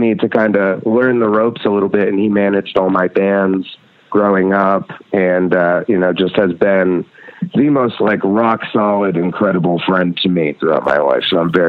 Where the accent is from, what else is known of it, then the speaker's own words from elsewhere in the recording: Red Hook, New York, United States; Well, Jeff and I grew up in Red Hook together and we were a few years apart. But it was a really, really tiny town. We have one stoplight in the whole town.